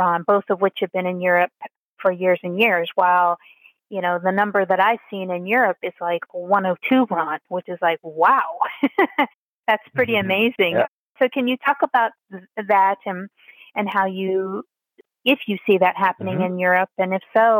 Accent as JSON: {"language": "English", "country": "United States", "said": "as an American"}